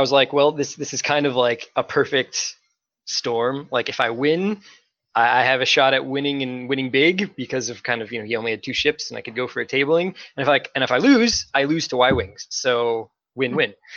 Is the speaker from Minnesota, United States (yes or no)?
yes; Minnesota, United States; I am from Minnesota